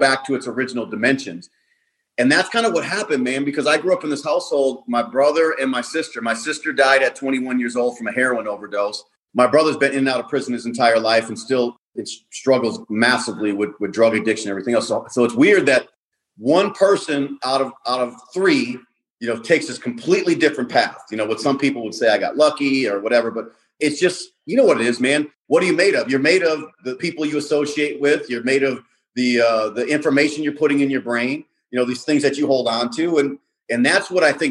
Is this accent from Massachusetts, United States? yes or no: no; Milwaukee, Wisconsin, United States; also born or lived in Chicago; I grew up in Milwaukee, on the south side of Milwaukee